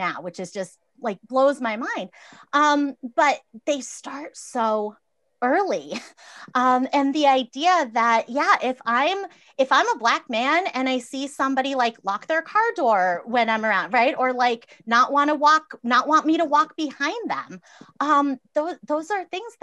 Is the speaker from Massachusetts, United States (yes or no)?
yes; Massachusetts, United States; I grew up in Massachusetts